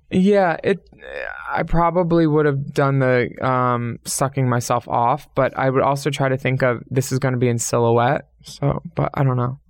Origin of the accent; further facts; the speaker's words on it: Pennsylvania, United States; two Pennsylvania girls